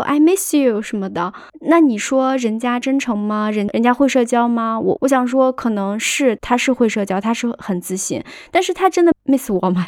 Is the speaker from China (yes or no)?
yes; China; 我们中国人看的话，就觉得。你就直奔主题呗，你何必呢？